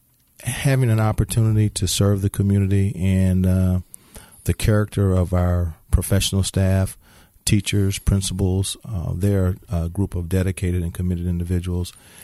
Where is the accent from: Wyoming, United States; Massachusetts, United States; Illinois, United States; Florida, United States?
Illinois, United States; Markham; also born or lived in Indianapolis, United States / Chicago, United States; I was born in Indianapolis, Indiana. Moved to Chicago. Then moved to Markham, Illinois. And then from there I attended Bremen High School.